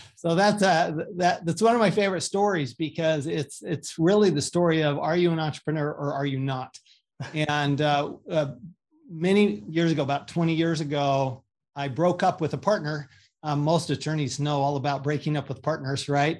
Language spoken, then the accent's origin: English; Salt Lake City, Utah, United States; also born or lived in Paris, France / Austin, Texas; I grew up in Salt Lake City, Utah, a good Mormon boy